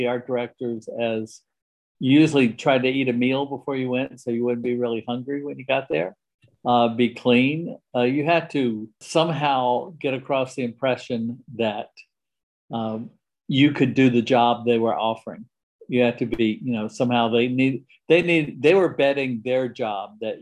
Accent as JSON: {"language": "English", "town": "Lynchburg", "region": "Virginia", "country": "United States", "tie": "born or raised there", "also_born_or_lived": "Richmond, Virginia / New York City", "moved": "as an adult", "lives_now": "Abingdon, United States", "said": "I grew up in Lynchburg, Virginia"}